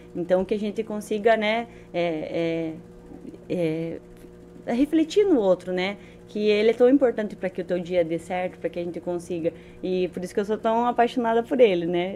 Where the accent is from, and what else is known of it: Paranaguá, Paraná, Brazil